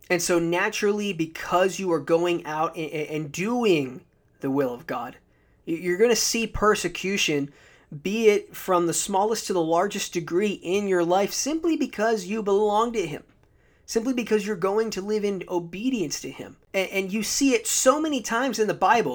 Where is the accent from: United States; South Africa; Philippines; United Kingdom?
United States; I'm an American